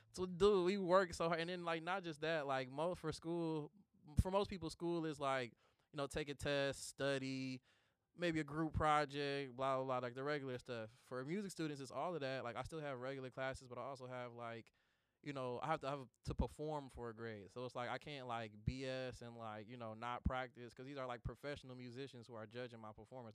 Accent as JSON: {"language": "English", "town": "Detroit", "region": "Michigan", "country": "United States", "tie": "born or raised there", "said": "the story of my life growing up in Detroit"}